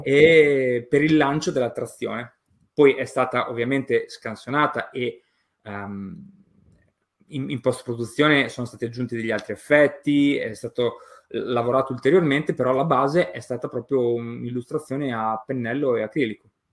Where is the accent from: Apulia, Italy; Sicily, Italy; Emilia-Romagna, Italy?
Emilia-Romagna, Italy; Io sono nato e cresciuto in Romagna